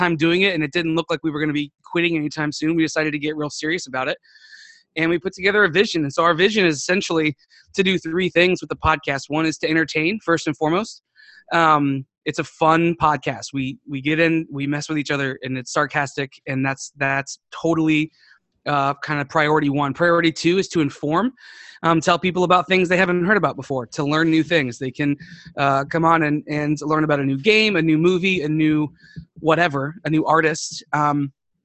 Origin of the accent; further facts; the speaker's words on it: Florida, United States; moved away as an adult; also born or lived in Ohio; now in San Antonio, United States; I grew up in Florida